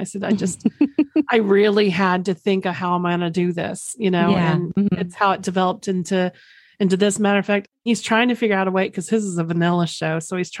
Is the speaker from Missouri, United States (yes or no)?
no; Oklahoma, United States; Mine only comes out because I'm from Oklahoma. So mine, mine only comes out when I say Oklahoma or if I'm drinking or really sleepy.